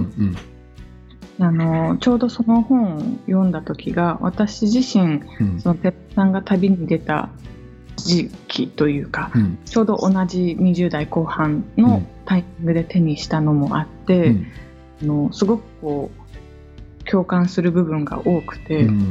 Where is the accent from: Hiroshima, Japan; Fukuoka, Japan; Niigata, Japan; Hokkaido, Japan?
Niigata, Japan; moved away as an adult; also born or lived in Tokyo / Kagawa; 出身は新潟市なんです